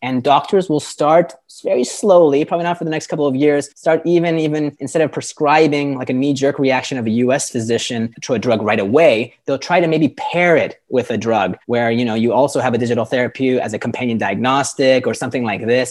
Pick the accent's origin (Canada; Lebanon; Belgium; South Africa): Canada; moved away as an adult; now in Lisbon, Portugal; I am a Canadian expat. I'm living in Portugal and in, in Lisbon